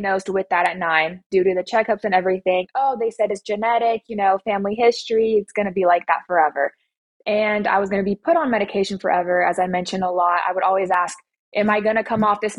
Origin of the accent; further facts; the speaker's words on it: Atlanta, Georgia, United States; I'm 23 years old, and I'm from Atlanta, Georgia.